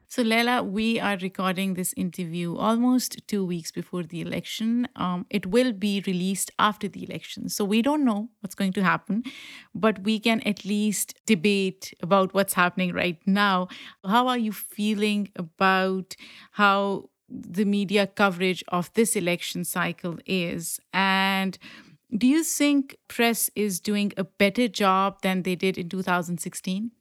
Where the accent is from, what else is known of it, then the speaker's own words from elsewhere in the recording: Pakistan; moved away; I grew up in Pakistan and ethnically I belong to the same group as Afghanis and I speak the language